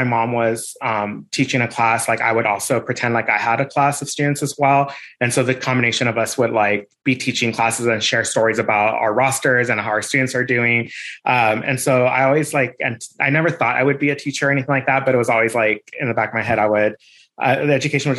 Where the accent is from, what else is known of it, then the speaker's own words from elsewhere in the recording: La Puente, California, United States; I grew up in La Puente, California